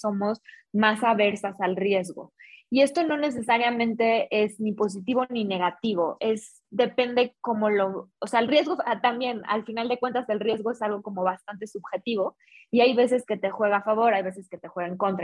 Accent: Guadalajara, Jalisco, Mexico; now in Mexico City, Mexico; soy mexicana, soy de Guadalajara, ya llevo un tiempo viviendo acá en Ciudad de México

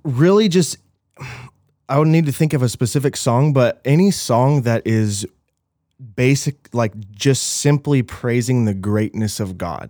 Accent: Little Rock, Arkansas, United States; moved away; I'm Little Rock, Arkansas

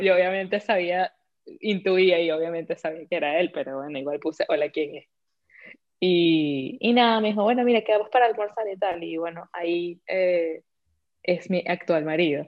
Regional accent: Venezuela; also born or lived in Vietnam / Iceland; now in Madrid, Spain; llegamos hablando como dos buenas venezolanas con nuestro marica en la boca

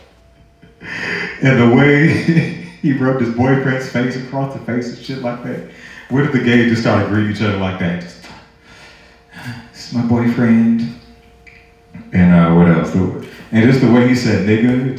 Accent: St. Louis, Missouri, United States; now in Georgia, United States; I'm not from Georgia. I'm originally from St. Louis

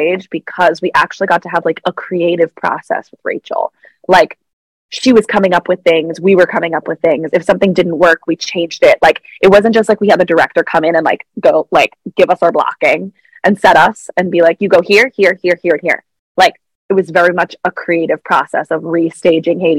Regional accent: Westchester, New York, United States; I was born and raised in Westchester, which is right outside of New York City.

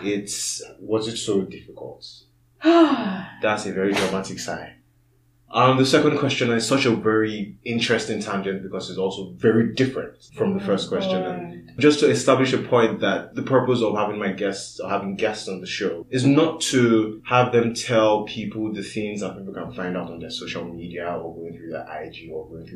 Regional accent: Nigeria; I'm Nigerian

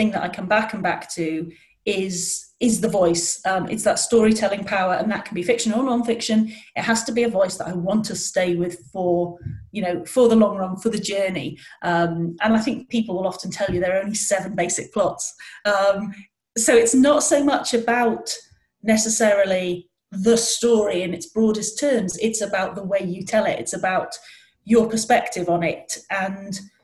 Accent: North Wales, United Kingdom; moved away; I come from North Wales, and, you know, everywhere felt a very long way away where I started out

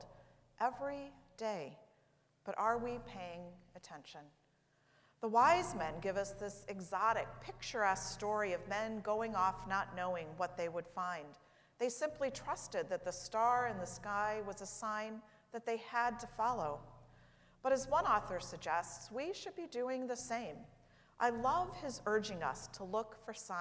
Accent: St. Louis, Missouri, United States; moved away; St. Louis, my hometown

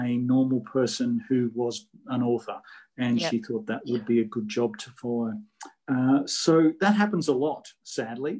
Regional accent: Queensland, Australia; the weird state where I come from, of Queensland

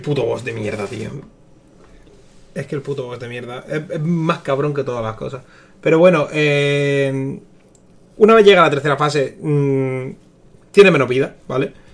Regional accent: El Ejido, Andalusia, Spain; de aquí de mi tierra

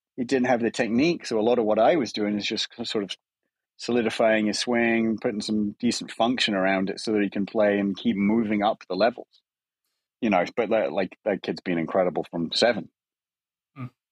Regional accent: England, United Kingdom; moved away as an adult; now in United States; as an Englishman

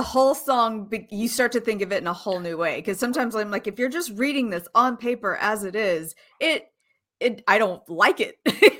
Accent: Houston, Texas, United States; I grew up in Houston, Texas. I cannot escape classic country.

